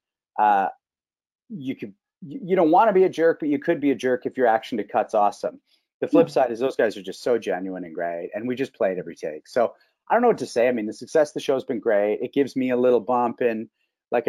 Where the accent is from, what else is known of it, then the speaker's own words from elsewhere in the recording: Canada; being a Canadian star